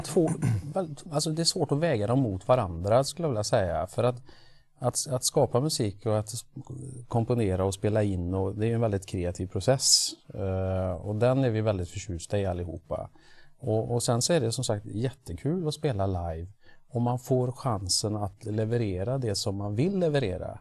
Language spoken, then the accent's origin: Swedish; Trollhättan, Västra Götaland, Sweden; vi är från Trollhättan